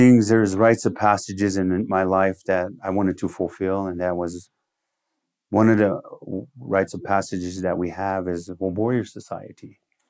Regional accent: United States; first language Lakota; English is a second language; because my first language is Lakota and then English.

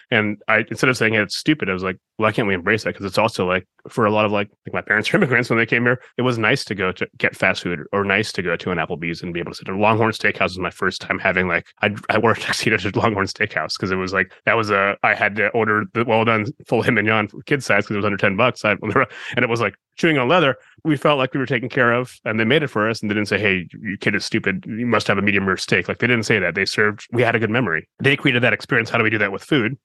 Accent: Midwest, United States; I'm from the Midwest

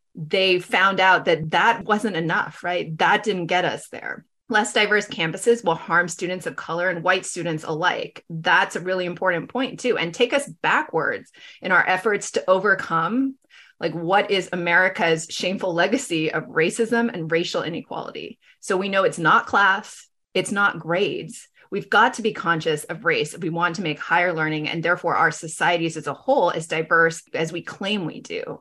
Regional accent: Los Angeles, California, United States; now in Bay Area, United States; I grew up in Los Angeles, you know, in a predominantly white and Asian community.

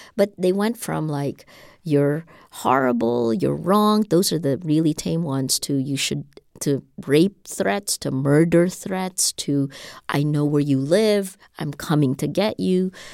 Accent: Philippines; We're an English-speaking nation. We're a hundred million people

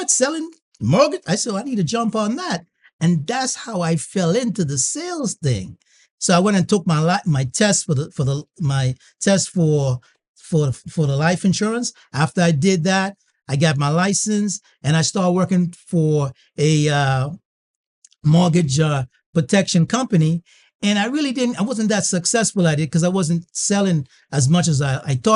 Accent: U.S. Virgin Islands; I grew up in the Virgin Islands, right? United States Virgin Islands, St. Thomas Virgin Islands.

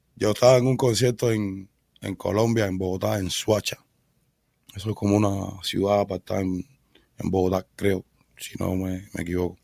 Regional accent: Havana, Cuba; moved away; Yo soy cubano, nací en Cuba, en un hospital en el Beado

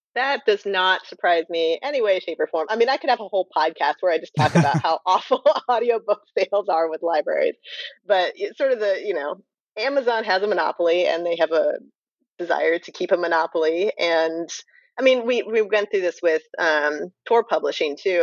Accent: Napa County, California, United States; I'm from Napa County

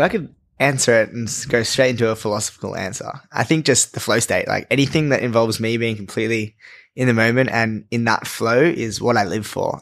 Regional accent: Australia; growing up in Australia

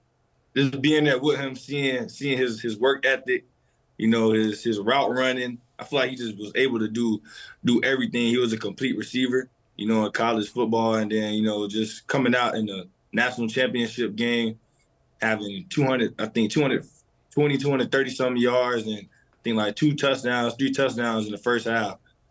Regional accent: Fort Lauderdale, Florida, United States; South Florida, Fort Lauderdale.

